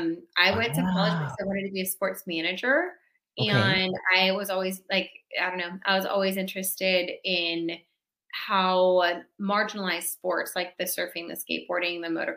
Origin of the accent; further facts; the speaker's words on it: California, United States; I'm a Chargers fan because I'm from San Diego or LA.